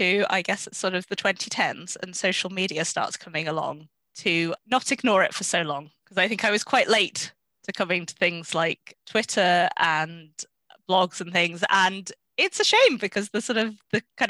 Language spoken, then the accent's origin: English; Yorkshire and the Humber, United Kingdom; now in Oxford, United Kingdom; I grew up in Yorkshire